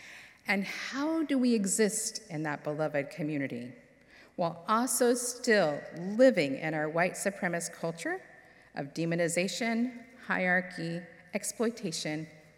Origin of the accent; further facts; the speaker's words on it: California, United States; born there; I was born in California, which meant I was exposed to the Pacific Ocean and mountains on a regular basis.